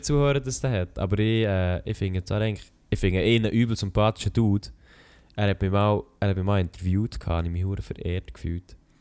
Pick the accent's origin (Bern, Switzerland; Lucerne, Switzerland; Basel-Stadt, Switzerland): Bern, Switzerland; als Berner